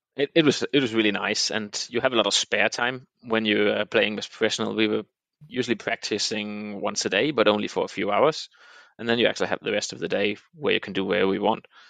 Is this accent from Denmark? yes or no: yes; Denmark; moved away as an adult; also born or lived in Copenhagen, Denmark; I grew up in the middle of the of, uh, the peninsula called Jutland in Denmark